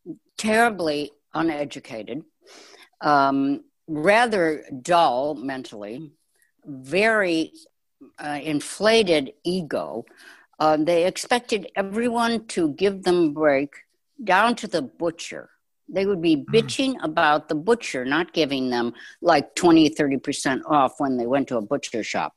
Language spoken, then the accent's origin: English; Chicago, Illinois, United States; I grew up in Chicago